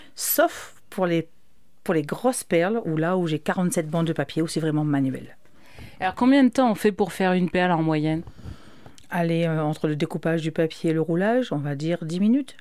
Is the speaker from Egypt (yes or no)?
no; Réunion; je suis allée de la Réunion